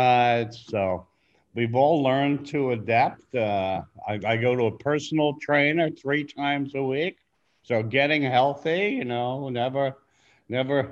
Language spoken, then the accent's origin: English; Long Island, New York, United States; also born or lived in Nepal; I grew up in Long Island.